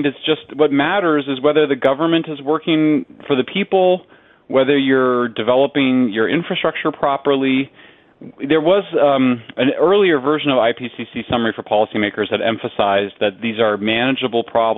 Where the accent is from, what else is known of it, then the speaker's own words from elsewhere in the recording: California, United States; my home state of California